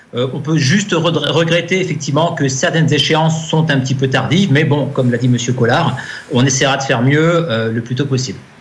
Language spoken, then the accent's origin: French; Haute-Marne, Champagne, Grand Est, France; je suis moi-même un produit de Champagne. Je suis né en Haute-Marne